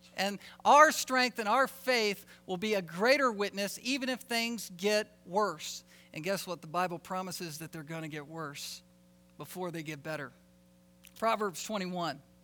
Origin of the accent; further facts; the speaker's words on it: Alaska, United States; we're from Alaska